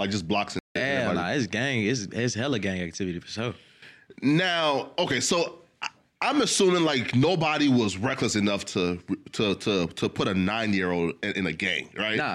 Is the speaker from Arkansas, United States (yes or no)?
yes; Little Rock, Arkansas, United States; I'm from Little Rock.